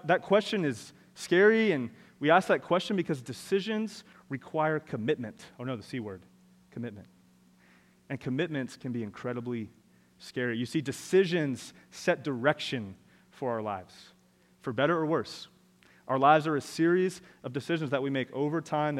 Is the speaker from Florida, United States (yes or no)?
yes; Orlando, Florida, United States; I am from Orlando